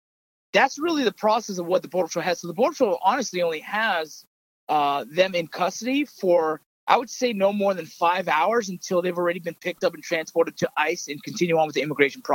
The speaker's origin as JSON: {"language": "English", "country": "United States", "said": "as Americans"}